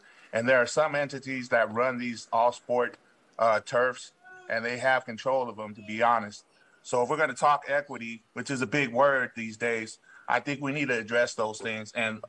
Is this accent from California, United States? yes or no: yes; Sacramento, California, United States; I'm just a guy from District 8. I grew up in the South area, from Bowling Green Elementary to Fernbacon Middle to Luther Burbank, and I worked there for a long time.